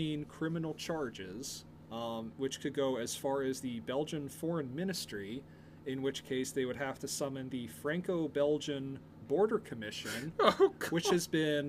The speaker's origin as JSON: {"language": "English", "country": "United States", "said": "I'm American."}